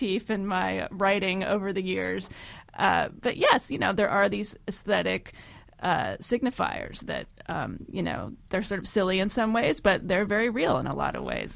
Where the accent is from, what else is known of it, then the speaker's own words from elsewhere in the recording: New Jersey, United States; moved away as an adult; also born or lived in Nebraska; now in Los Angeles, United States; I'm from New Jersey